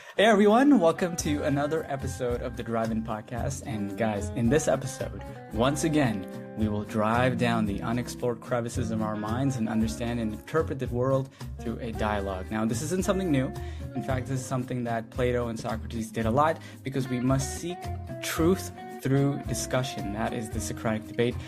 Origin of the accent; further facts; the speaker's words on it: India; I'm from India